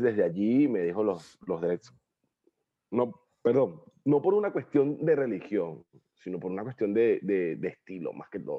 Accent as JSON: {"language": "Spanish", "town": "Guarenas", "region": "Miranda", "country": "Venezuela", "tie": "born or raised there", "also_born_or_lived": "Guatire / Caracas", "moved": "as an adult", "lives_now": "Asunción, Paraguay", "said": "nací en Guarenas, me crié en Guarenas, Guatire, Caracas, lo que llamamos la Gran Caracas"}